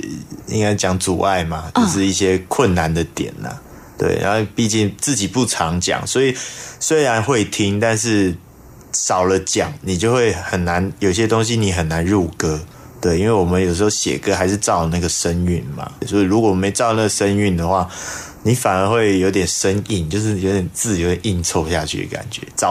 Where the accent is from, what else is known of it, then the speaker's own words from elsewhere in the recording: Taiwan; first language Hakka; 诶、就是其实它是我的母语嘛